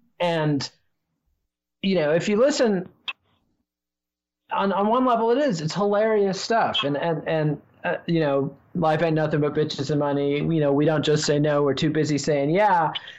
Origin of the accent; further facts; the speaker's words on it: Borger, Texas, United States; NWA was the first black group that really broke through with the white kids in my hometown of Borger, Texas in the late 80s.